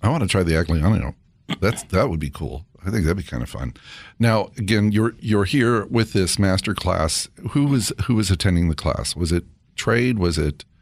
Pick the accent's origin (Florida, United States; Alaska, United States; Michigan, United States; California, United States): California, United States; I grew up in California